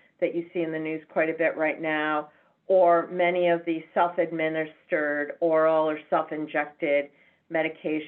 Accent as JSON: {"language": "English", "town": "Chicago", "region": "Illinois", "country": "United States", "tie": "born or raised there", "moved": "as an adult", "lives_now": "San Francisco, United States", "said": "I am born and bred in Chicago, Illinois, so the home base for Becker's. And lived my entire life in Chicago up until a few years ago"}